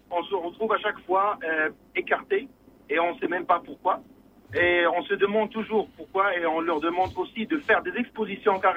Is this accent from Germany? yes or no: yes; Germany; now in Morocco; Je suis ingénieur architecte. Je viens de l'Allemagne. J'ai passé 18 ans en Allemagne. Je suis